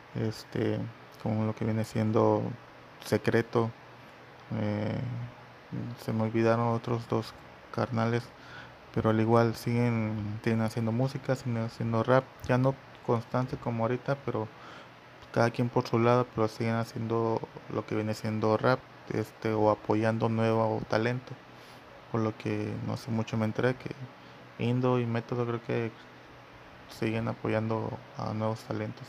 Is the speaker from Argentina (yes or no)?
no; Mexico; aquí en mi país, yo soy de México